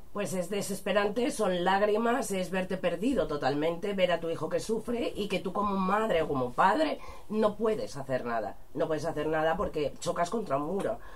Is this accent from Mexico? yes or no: no; Spain; nuestro país, a nuestras lenguas, a nuestras tradiciones